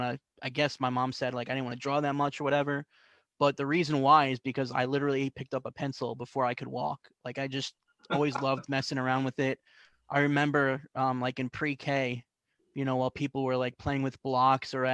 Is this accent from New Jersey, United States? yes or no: yes; New Jersey, United States; also born or lived in Canarsie, Brooklyn, New York / Flushing, Queens, New York; when I was about 8 or 9 years old, I moved to Central Jersey